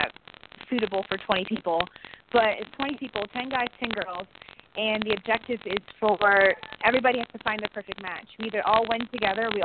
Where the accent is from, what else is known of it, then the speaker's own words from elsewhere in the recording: Ohio, United States; I'm from Ohio